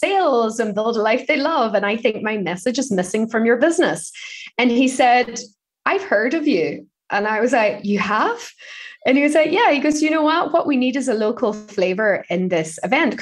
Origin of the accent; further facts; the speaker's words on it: Ireland; growing up in Ireland